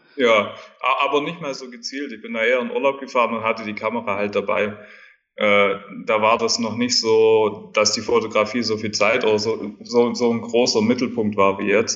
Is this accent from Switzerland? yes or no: no; rural southern Germany, Germany; moved away as an adult; also born or lived in Dubai; weil ich bin ja auf dem Land aufgewachsen in Deutschland. Äh, schöne Landschaften überall in Süddeutschland um mich rum, Bayern